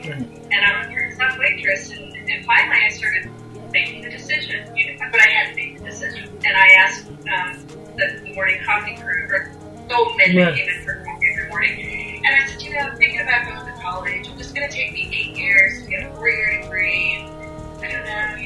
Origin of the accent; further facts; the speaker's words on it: Ohio, United States; now in Costa Rica; I was raised in Ohio, coal mining country